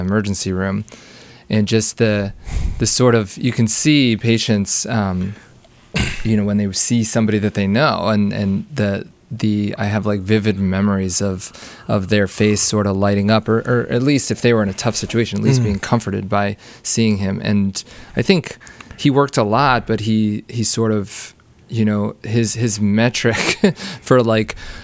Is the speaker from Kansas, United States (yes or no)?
no; Wilkes-Barre, Pennsylvania, United States; now in Evanston, United States; I grew up in Pennsylvania.